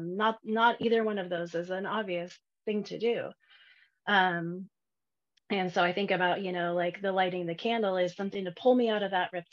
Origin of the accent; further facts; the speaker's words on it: Oregon, United States; I'm from Oregon